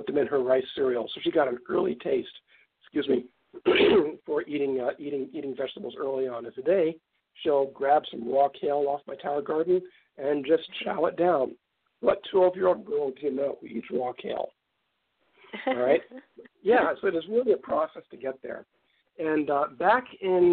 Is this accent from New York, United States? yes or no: yes; New York City, New York, United States; moved away as an adult; also born or lived in New Jersey; now in Santa Barbara, United States; I grew up in East Harlem in New York City